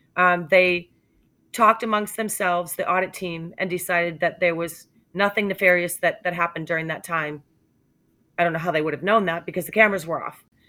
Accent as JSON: {"language": "English", "region": "New Hampshire", "country": "United States", "said": "I'm from New Hampshire"}